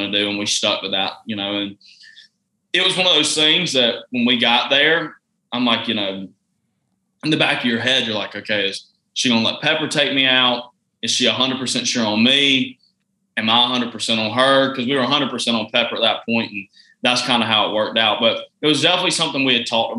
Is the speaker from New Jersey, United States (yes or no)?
no; Georgia, United States; I was from Georgia